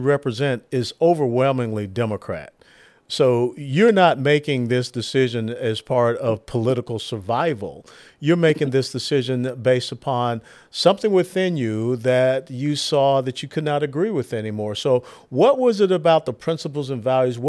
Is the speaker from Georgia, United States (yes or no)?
yes; Atlanta, Georgia, United States; I was born and raised in Atlanta, Georgia, in the old 4th Ward neighborhood